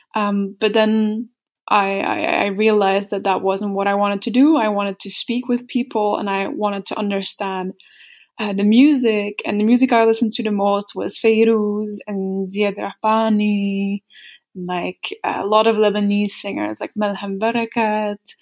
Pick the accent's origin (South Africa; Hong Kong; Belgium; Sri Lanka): Belgium; now in Berlin, Germany; from Belgium